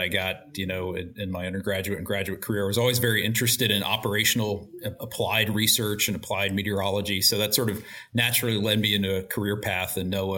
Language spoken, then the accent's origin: English; Roanoke, Virginia, United States; I grew up in Roanoke, Virginia